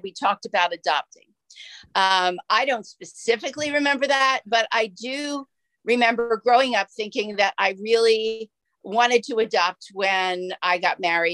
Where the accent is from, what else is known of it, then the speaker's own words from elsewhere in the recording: Philadelphia, Pennsylvania, United States; also born or lived in Lansdale, Pennsylvania; I grew up in Philadelphia